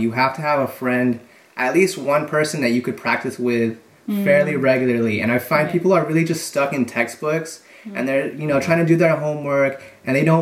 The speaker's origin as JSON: {"language": "English", "country": "United States", "moved": "yes", "lives_now": "Paris, France", "said": "I'm American, and we both live in Paris"}